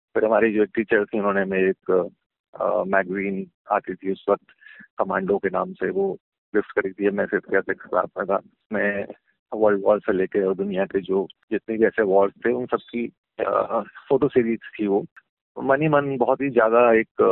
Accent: Agra, Uttar Pradesh, India; मैं आगरा शहर से हूँ और वहाँ कंटोनमेंट एरिया में रहता था

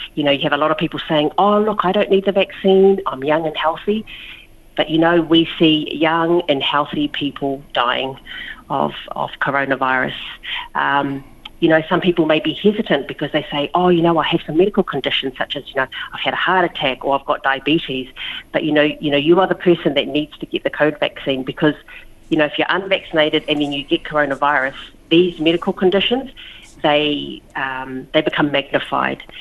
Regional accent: Lower Hutt, Wellington, New Zealand; moved away as an adult; now in Australia; I was born in Wellington, yeah, Lower Hutt, Wellington, uh, New Zealand, but my parents um, are born in uh, Samoa

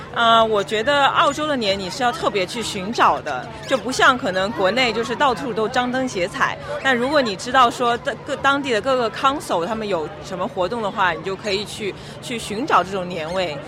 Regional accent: China; now in Sydney, Australia; 我们是中国人，然后，啊，骨子里也留着这个传统的这个血液

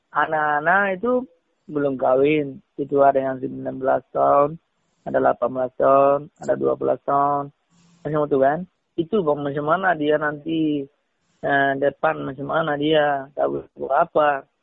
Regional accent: Myanmar; Indonesian is a second language; also born or lived in Thailand / Malaysia; now in Indonesia; saya kan dulu saya dari Malaysia eh, dari Myanmar itu masuk Thailand eh, lepas tuh Thailand eh, masuk Malaysia

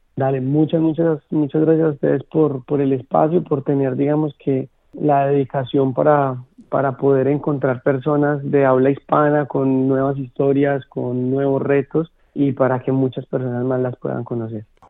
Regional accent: Colombia; moved away as an adult; now in Melbourne, Australia; desde mi país natal, desde Colombia

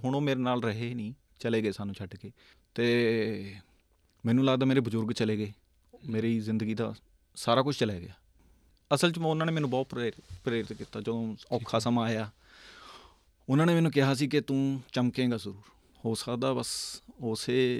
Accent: Sangrur, Punjab, India; now in Melbourne, Australia; ਮੈਂ ਸੰਗਰੂਰ ਤੋਂ ਆ ਜੀ ਪਿਛੋਕੜ ਮੇਰਾ ਅਸੀਂ ਜੱਦੀ ਸੰਗਰੂਰ ਸ਼ਹਿਰ ਤੇ ਆ

